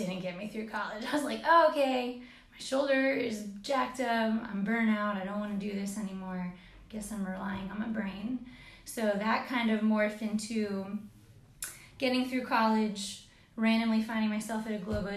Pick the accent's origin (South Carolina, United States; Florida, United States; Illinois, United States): Florida, United States; I'm from Florida